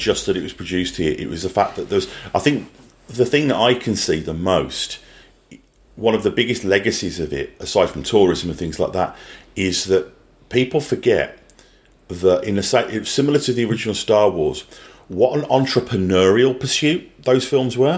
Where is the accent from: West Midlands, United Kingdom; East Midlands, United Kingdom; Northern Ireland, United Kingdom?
West Midlands, United Kingdom; Birmingham; now in New Zealand; I grew up in Birmingham in England